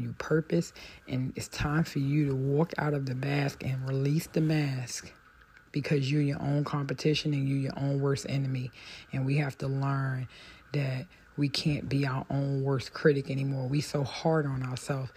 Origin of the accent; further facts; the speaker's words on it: United States; I'm African American